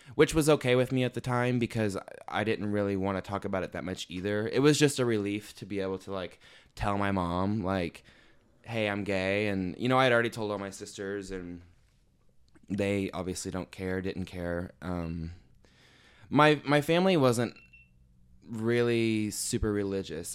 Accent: Evansville, Indiana, United States; I'm from Evansville, Indiana. Um, I grew up there and I'm still living there

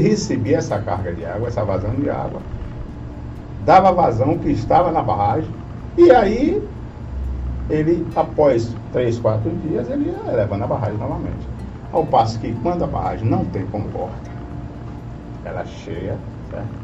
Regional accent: Itabuna, Bahia, Brazil; also born or lived in Santa Cruz da Vitória; eu sou, vou dizer que eu sou de Itabuna

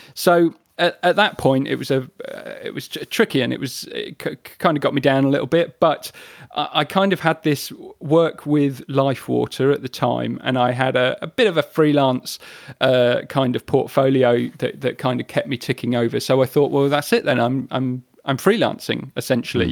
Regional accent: the Midlands, England, United Kingdom; moved away as an adult; also born or lived in Brighton; growing up in the Midlands, uh, in the early nineties

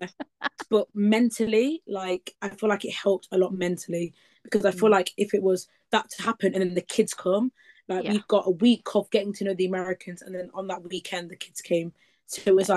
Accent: Leicester, East Midlands, United Kingdom; I'm from Leicester in the East Midlands.

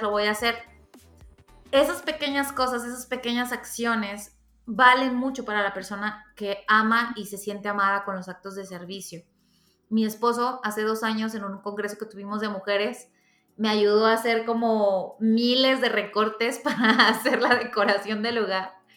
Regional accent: Mexico; como buena mexicana de barrio

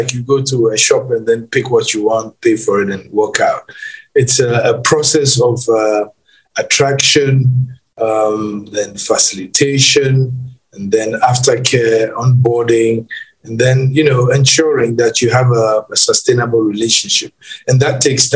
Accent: Ghana; We are the only country on latitude zero, longitude zero.

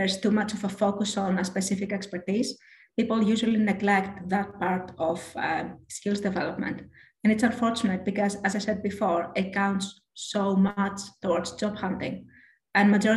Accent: Greece; moved away as an adult; now in United Kingdom; I am from Greece

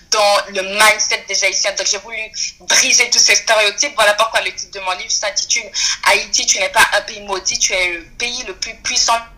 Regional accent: French Guiana; étant donné que je suis guyanaise d'origine haïtienne

